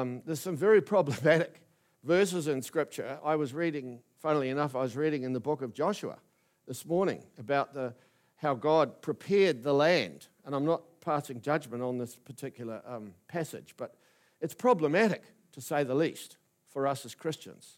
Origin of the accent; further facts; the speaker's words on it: New Plymouth, Taranaki, New Zealand; moved away as an adult; also born or lived in Wellington; I was fresh from New Plymouth Boys High School